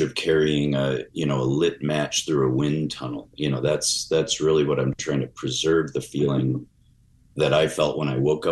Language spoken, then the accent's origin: English; Chicago, Illinois, United States; I had a very kind of mysterious to me childhood growing up in Chicago